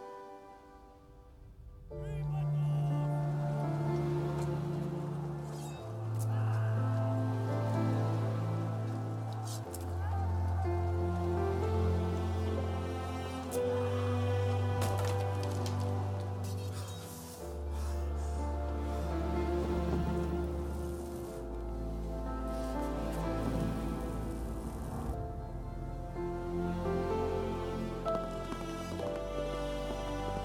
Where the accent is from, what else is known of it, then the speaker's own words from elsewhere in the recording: United States; as an American